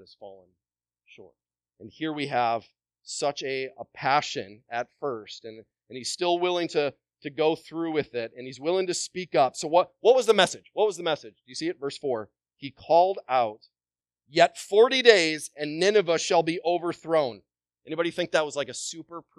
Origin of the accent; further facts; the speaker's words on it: Wisconsin, United States; moved away as an adult; also born or lived in Southern Caribbean; I'm from Wisconsin